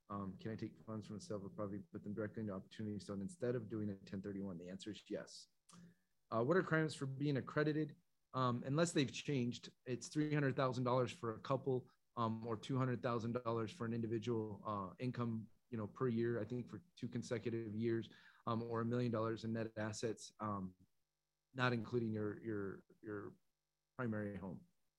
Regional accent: Canada; I'm a Canadian investor and they should be aware of taxes.

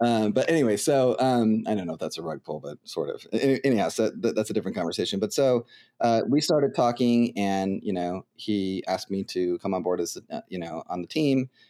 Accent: United States; also born or lived in Ohio; I'm an American

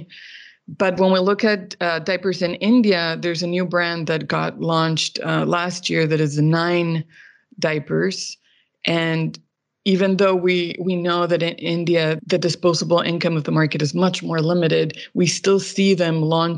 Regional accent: Mexico; I grew up in Mexico

